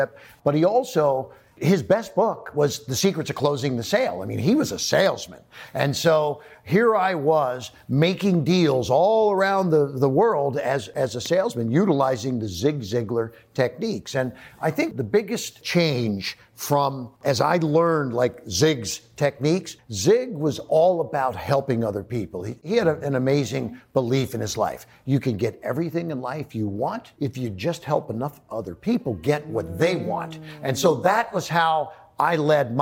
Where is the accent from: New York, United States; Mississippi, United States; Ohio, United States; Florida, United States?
Ohio, United States; Cincinnati; I grew up in Cincinnati, Ohio